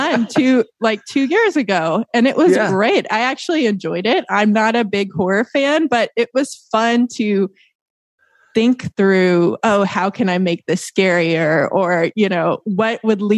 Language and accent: English; Tennessee, United States; moved away as an adult; now in Hoboken, United States; we're from Tennessee and we're like, we've never lived in the actual proper city